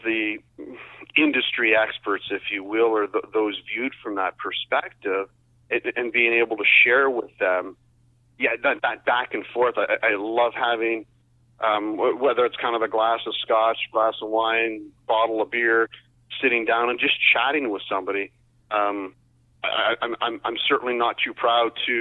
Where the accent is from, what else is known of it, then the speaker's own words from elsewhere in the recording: Windsor, Ontario, Canada; I grew up in Essex County, the Windsor area.